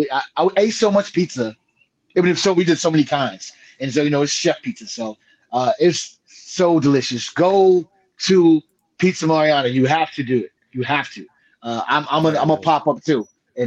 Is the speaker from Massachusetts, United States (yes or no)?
no; New York, United States; I'm a New Yorker